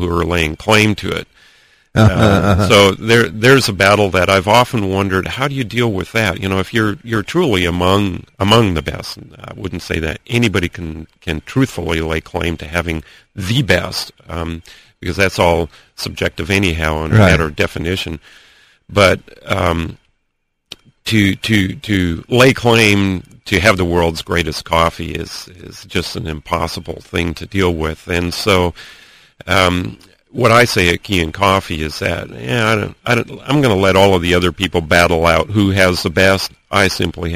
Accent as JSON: {"language": "English", "town": "Antigua Guatemala", "region": "Sacatepéquez", "country": "Guatemala", "tie": "born or raised there", "moved": "yes", "said": "the farm where I grew up in Guatemala, my family's farm in Antigua, Guatemala"}